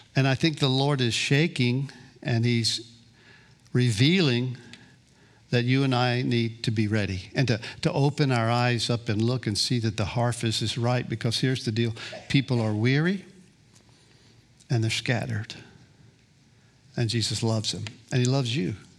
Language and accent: English; Gulf Coast, Florida, United States; also born or lived in Kansas City, Missouri; I grew up on the Gulf Coast here, dropped out of high school at sixteen